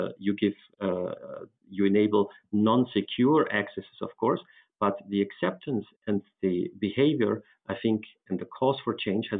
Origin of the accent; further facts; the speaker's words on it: Austria; my home country, Austria